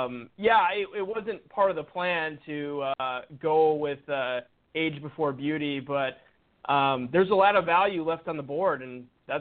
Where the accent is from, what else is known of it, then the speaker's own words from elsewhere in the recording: Brookfield, Wisconsin, United States; now in Orlando, United States; So I'm originally from Wisconsin, suburb of Milwaukee, Brookfield. I currently live in Orlando, Florida, though.